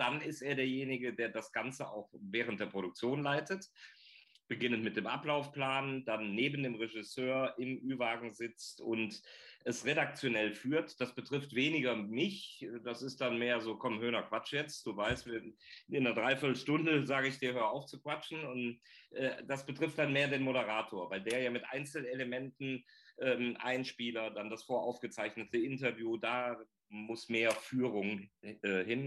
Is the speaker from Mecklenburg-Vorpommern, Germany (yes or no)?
no; North Rhine-Westphalia, Germany; ich als Rheinländer